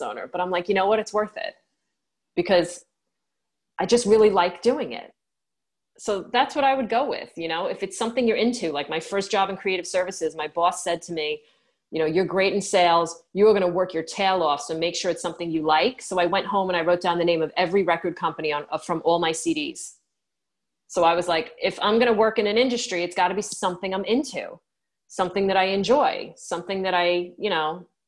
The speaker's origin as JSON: {"language": "English", "region": "New York", "country": "United States", "said": "I'm a New Yorker"}